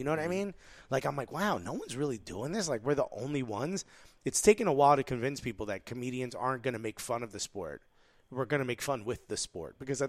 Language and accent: English; Newark, New Jersey, United States; I'm born and raised in Newark.